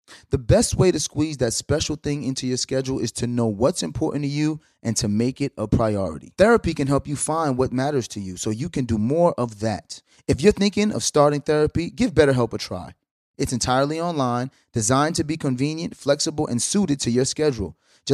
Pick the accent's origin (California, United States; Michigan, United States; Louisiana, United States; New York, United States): New York, United States; Brooklyn; I know I'm from Brooklyn.